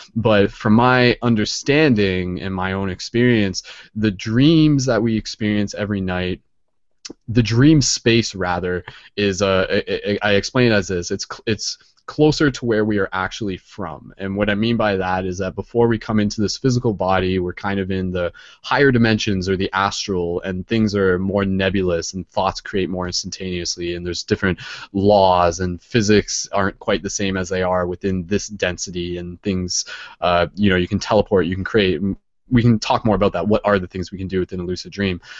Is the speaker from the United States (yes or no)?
no; Canada; I'm Canadian